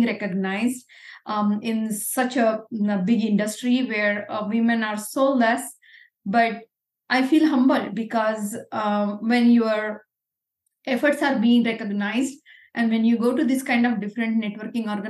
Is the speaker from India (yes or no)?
yes; Pune, Maharashtra, India; English is a second language; moved away as an adult; I come from Pune, which is near Bombay, and we speak a different language like Marathi or Hindi